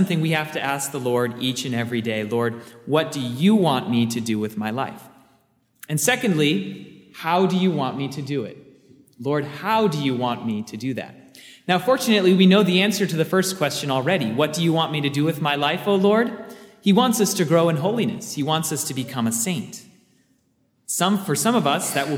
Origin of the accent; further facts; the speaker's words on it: Seattle, Washington, United States; I grew up in the Seattle area